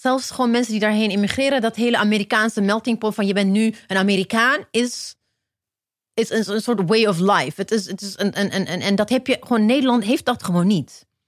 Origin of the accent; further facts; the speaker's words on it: Ethiopia; now in Netherlands; ik ben in Ethiopië geboren